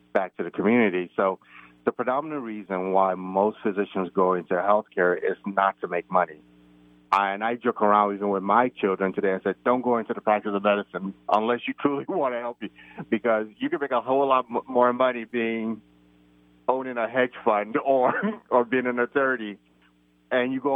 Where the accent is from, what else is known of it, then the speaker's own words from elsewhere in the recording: United States; also born or lived in Nigeria; having grown up in the United States and being American